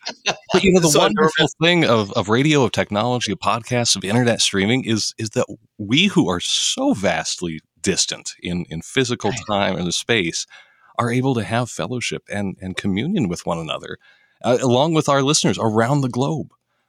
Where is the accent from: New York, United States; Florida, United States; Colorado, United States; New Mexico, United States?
Colorado, United States; Denver; I hail from Denver, Colorado. That's hometown for me. I was the fourth generation Denver native, grew up in the house that my grandma grew up in.